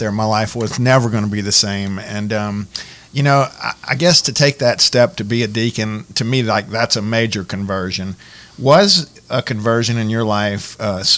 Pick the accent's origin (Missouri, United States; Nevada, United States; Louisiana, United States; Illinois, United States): Louisiana, United States; Lafayette; I was born in Lafayette General prior to Ochsner